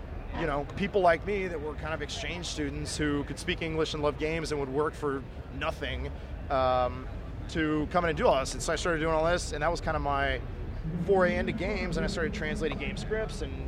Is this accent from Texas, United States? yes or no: yes; Dallas, Texas, United States; moved away as an adult; also born or lived in Tokyo, Japan / Vancouver, Canada; I grew up in Dallas